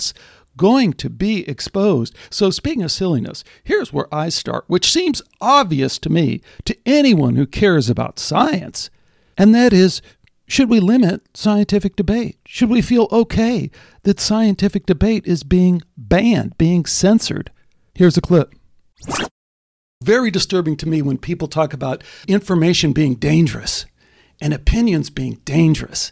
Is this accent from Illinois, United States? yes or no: yes; Chicago, Illinois, United States; moved away; also born or lived in Arizona; I grew up in Chicago